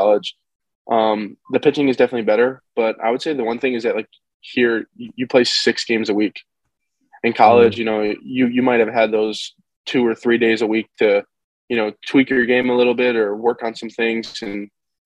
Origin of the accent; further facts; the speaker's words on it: Rye Brook, New York, United States; also born or lived in North Carolina; I'm from Rybrook, New York